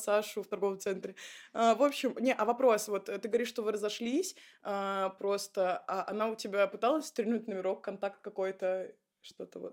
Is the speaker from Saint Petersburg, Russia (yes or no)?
yes; Saint Petersburg, Russia; Я вообще из Питера